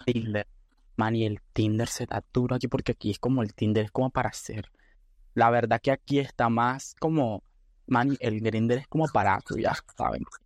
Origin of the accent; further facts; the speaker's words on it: Nicaragua; also born or lived in Panama; now in Spain; soy de Nicaragua, pero viví en Panamá creo que 6 años, creo 5. Y ahora actualmente estoy viviendo en España